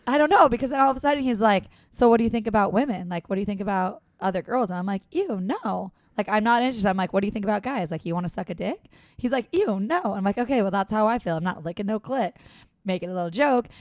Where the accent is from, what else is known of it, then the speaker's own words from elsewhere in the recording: San Diego, California, United States; San Diego